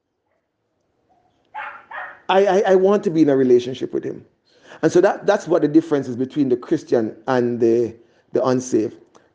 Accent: Jamaica; moved away; In my hometown, back in Jamaica

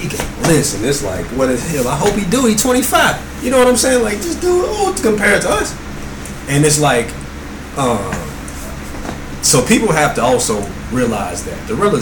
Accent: the South, United States; I'm from the South

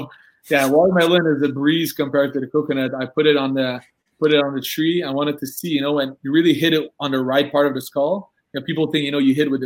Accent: Canada; I'm from Canada

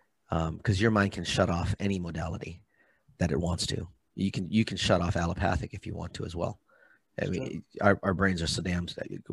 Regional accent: Hawaii, United States; Me being from Hawaii, acupuncture, herbology, things of that nature. Being half Hawaiian

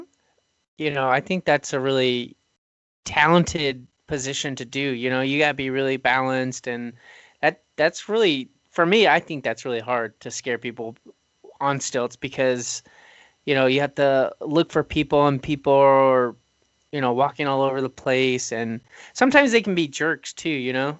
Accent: Oxnard, California, United States; my hometown, Oxnard

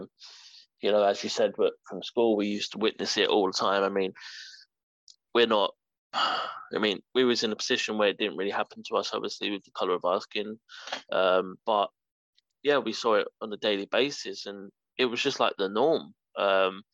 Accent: London, United Kingdom; growing up in East London, it's a multicultural, London is anyway, multicultural

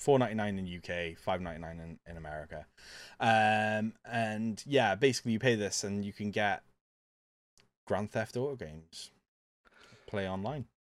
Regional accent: Welsh, Wales, United Kingdom; I'm a Welsh pirate.

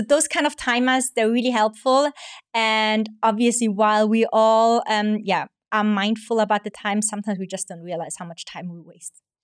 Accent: Austria; moved away as an adult; now in Hong Kong; I'm originally from Austria, and I'm half Hong Kong, half Austrian, been in Hong Kong now for almost five years.

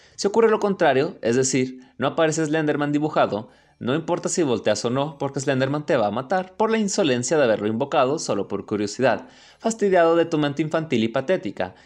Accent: Mexico; México, obviamente, mi país natal

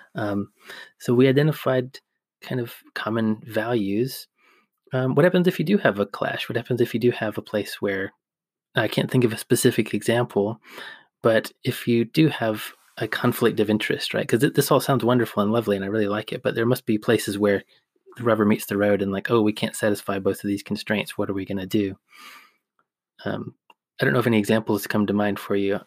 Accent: Georgia, United States; also born or lived in Kentucky; now in England, United Kingdom; I also grew up in the Southeast. I grew up in Georgia

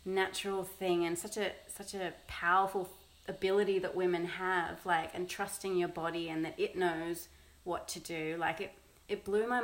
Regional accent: Sydney, New South Wales, Australia; moved away; we're originally from Sydney.

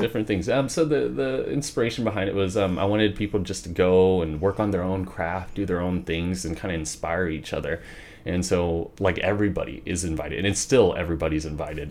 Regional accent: Wichita, Kansas, United States; born or raised there; also born or lived in Garden City, Kansas

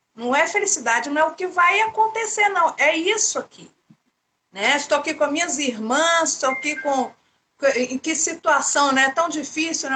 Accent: Goiânia, Goiás, Brazil; Eu sou de Goiânia

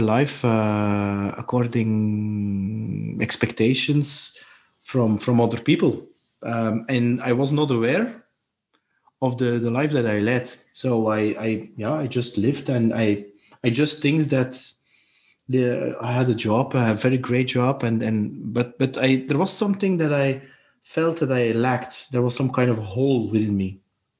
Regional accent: Belgium; I'm from Belgium

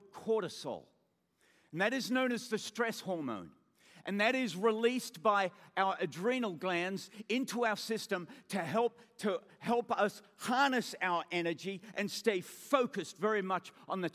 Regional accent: Australia; accent: Australian; being an Australian, we say awe just like

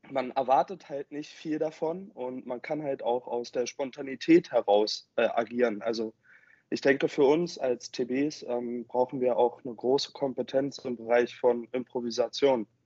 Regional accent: Berlin, Germany; Äh, ich komme halt aus dem Westen der Stadt, ich bin halt Spandauer

